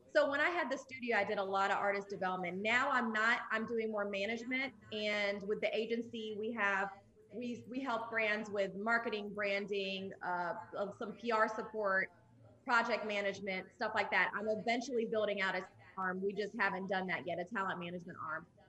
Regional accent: Atlanta, Georgia, United States; also born or lived in Jordan; I was born in Jordan. I'm Jordanian and Palestinian. And then I moved to Atlanta when I was five, and I, I've been here ever since.

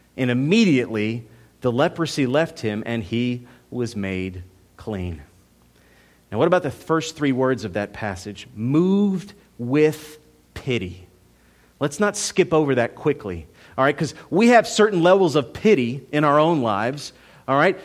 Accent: United States; As an American in two thousand sixteen

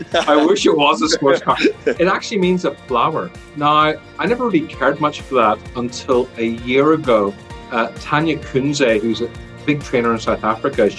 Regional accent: Ireland; accent: Irish; you can probably hear by my accent, it's Irish, because I was born here and grew up here

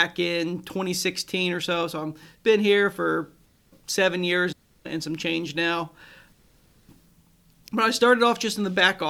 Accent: Florence, Kentucky, United States; also born or lived in Corbin, Kentucky; I grew up in Northern Kentucky, up in Florence

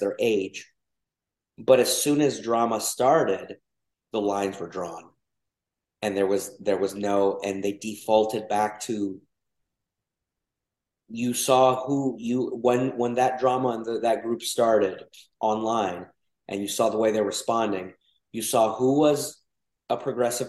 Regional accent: Georgia, United States; accent: Southern; also born or lived in Mexico / Texas; I grew up in Georgia, or my Southern accent will come out

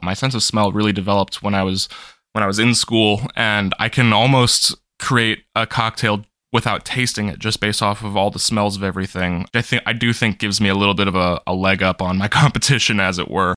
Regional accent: North Carolina, United States; also born or lived in Fairfax, Virginia / Boston; I spent most of my life in North Carolina. Uh, I was born in Fairfax, Virginia, which is just on the outskirts of Washington, D C, spent the first bit of my life there, but I, I think I was eight years old when I moved to North Carolina.

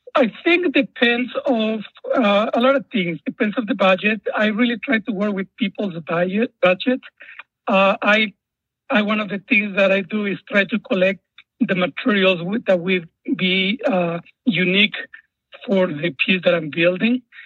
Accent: Guatemala; moved away; as a child, I grew up in Guatemala during the Civil War

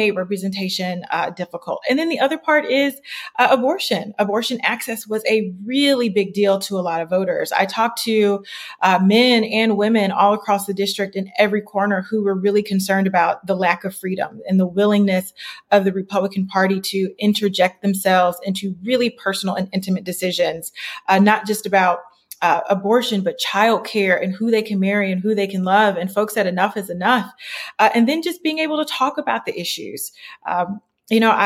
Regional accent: Akron, Ohio, United States; I'm from Akron, born and raised

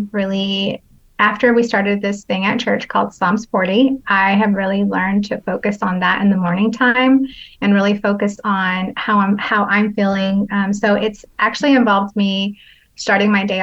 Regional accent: San Jose, California, United States; I'm from San Jose, California

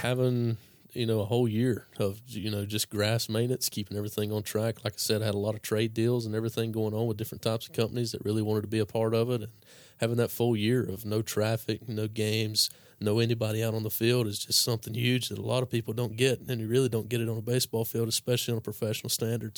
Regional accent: Caldwell County, North Carolina, United States; that's where I grew up was in Caldwell County

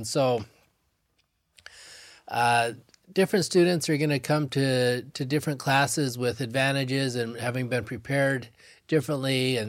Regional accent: Laie, Hawaii, United States; I grew up in La'i Elementary, did May Day. I grew up and I just so loved that the richness of the culture, the generosity of the people. I really impacted who I was, graduated from Kuku High School, did some schooling here at BYU Hawaii.

